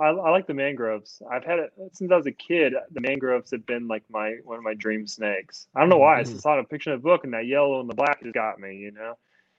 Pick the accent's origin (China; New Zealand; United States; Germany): China; And I am from China.